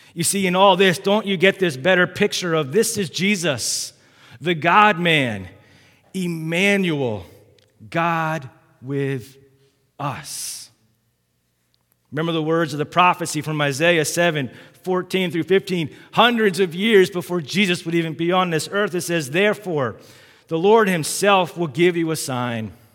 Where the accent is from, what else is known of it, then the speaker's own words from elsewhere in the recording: Massachusetts, Maryland, United States; I was born in Massachusetts, and when I was five years old, we, we moved down here